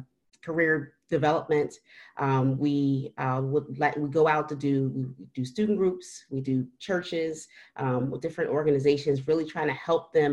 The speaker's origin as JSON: {"language": "English", "town": "Philadelphia", "region": "Pennsylvania", "country": "United States", "tie": "born or raised there", "said": "I'm a Philadelphian. I was born and raised in Philadelphia."}